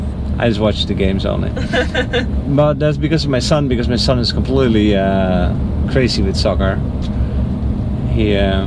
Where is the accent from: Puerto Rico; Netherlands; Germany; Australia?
Netherlands; now in Naples, Italy; And I'm from the Netherlands.